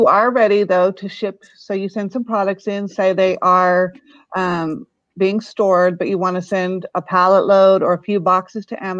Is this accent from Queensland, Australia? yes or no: yes; Maryborough, Queensland, Australia; now in United States; we came from Australia right over near Maryborough, Queensland, and landed right in the middle of Central Oregon.